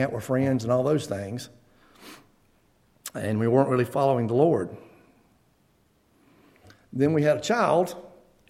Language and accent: English; Beaver Dam, United States; I grew up locally in the Beaver Dam community, and was born into a Christian family